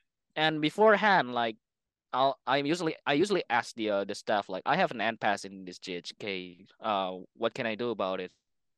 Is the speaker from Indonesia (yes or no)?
yes; Indonesia; English is a second language; now in Japan; Like, I don't know about Europe, but in Asia, like in Indonesia, in my hometown, it's kind of the same thing